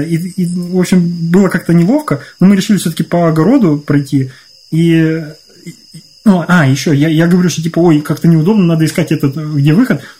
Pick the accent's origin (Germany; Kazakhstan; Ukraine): Ukraine; moved away; я вырос в Украине